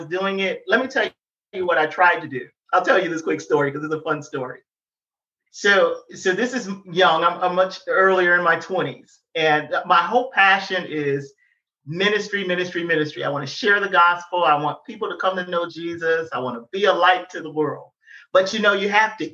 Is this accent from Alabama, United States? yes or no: no; Detroit, Michigan, United States; I'm from Detroit